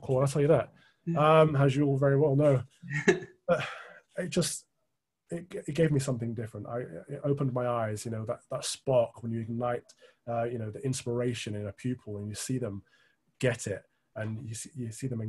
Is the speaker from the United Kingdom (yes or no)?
yes; Midlands, United Kingdom; where we grew up in the Midlands